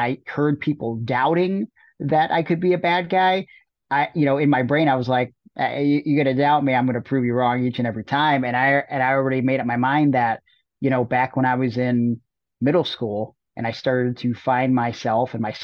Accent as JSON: {"language": "English", "town": "Cleveland", "region": "Ohio", "country": "United States", "tie": "born or raised there", "moved": "yes"}